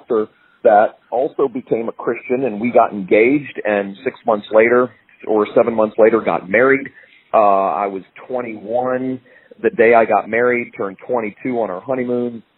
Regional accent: Fort Lauderdale, Florida, United States; also born or lived in Jacksonville, Florida; I was born in Jacksonville, Florida, but grew up in Fort Lauderdale, Florida

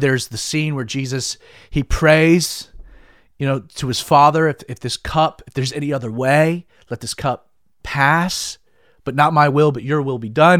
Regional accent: Georgia, United States; I am born and bred Georgian and am proud of it.

